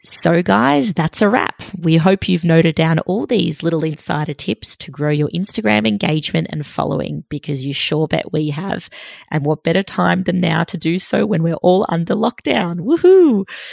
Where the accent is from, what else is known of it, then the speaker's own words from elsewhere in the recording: Melbourne, Victoria, Australia; she's also a fellow Melburnian like me